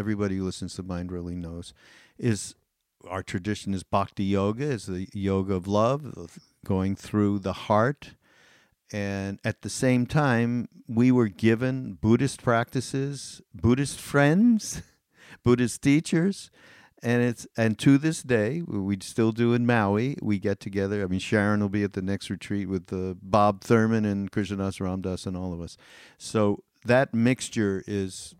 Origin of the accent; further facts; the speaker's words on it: Montreal, Quebec, Canada; I grew up as Jewish in Montreal, in Canada